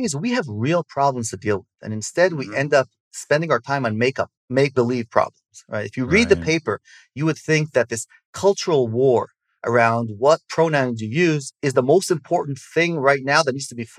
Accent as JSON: {"language": "English", "country": "Israel", "tie": "born or raised there", "accent": "American", "said": "So I grew up in Israel. And, you know, if we speak Hebrew, I'll be as obnoxious and short-tempered as every other Israeli. But my parents are American, so I have the accent. Grew up in Israel"}